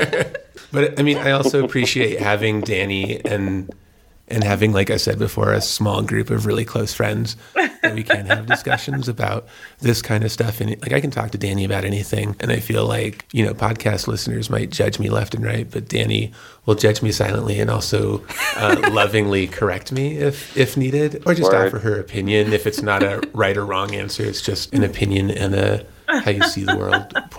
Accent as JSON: {"language": "English", "region": "New Mexico", "country": "United States", "tie": "born or raised there", "said": "growing up in New Mexico"}